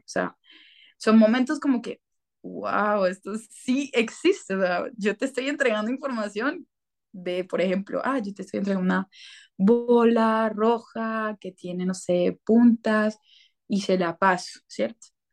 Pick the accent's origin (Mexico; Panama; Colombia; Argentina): Colombia; yo soy colombiana